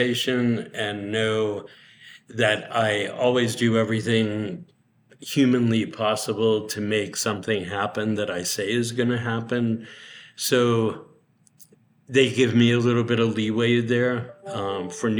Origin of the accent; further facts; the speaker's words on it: Medford, Massachusetts, United States; now in Palm Springs, United States; I grew up in Medford, Massachusetts, which was maybe 5 miles north of Boston